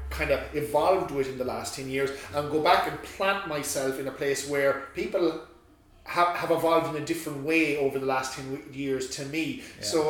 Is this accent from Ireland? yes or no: yes; Roscommon, Connacht, Ireland; moved away as an adult; now in Australia; my hometown of Roscommon